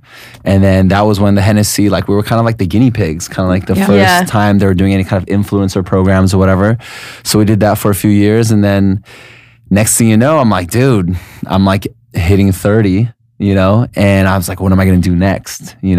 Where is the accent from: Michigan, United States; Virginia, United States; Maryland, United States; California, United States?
California, United States; San Diego; moved away as an adult; also born or lived in Los Angeles; now in Vietnam; So I'm originally from San Diego, and then I think it's been about 10 years ago. I moved to Los Angeles. I think it was like 2009, 2010.